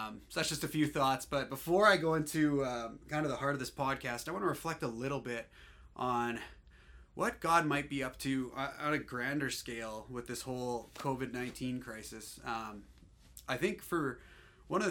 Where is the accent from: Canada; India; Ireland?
Canada; Alberta; I'm from Alberta.